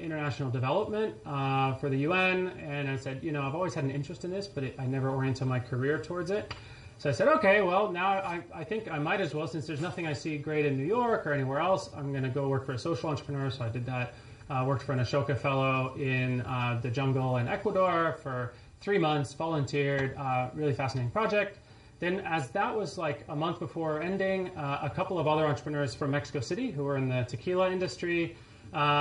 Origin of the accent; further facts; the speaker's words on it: France; also born or lived in Connecticut, United States / New Orleans, United States; now in San Francisco, United States; So I was born in Connecticut, grew up in France.